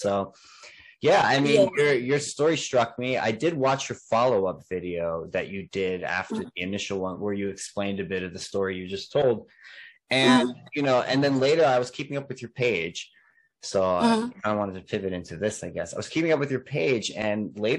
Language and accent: English; New York, United States; also born or lived in New Jersey; we're from New York, New Jersey, and the lockdowns were a pretty heavy thing there.